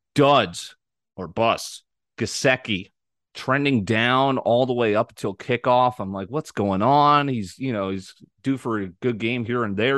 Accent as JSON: {"language": "English", "town": "New Canaan", "region": "Connecticut", "country": "United States", "tie": "born or raised there", "said": "That's my original high school. That's where I was born in New Canaan"}